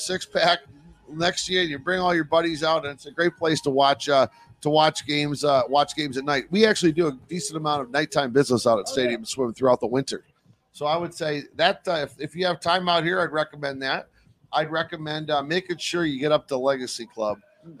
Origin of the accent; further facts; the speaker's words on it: Detroit, Michigan, United States; moved away as an adult; also born or lived in Ann Arbor, Michigan / Birmingham, Michigan; now in Las Vegas, United States; Growing up in Detroit